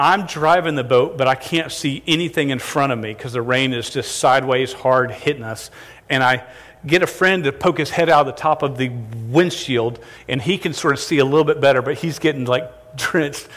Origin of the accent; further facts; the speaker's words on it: St. Johns River, Florida, United States; I grew up on the St. John's River.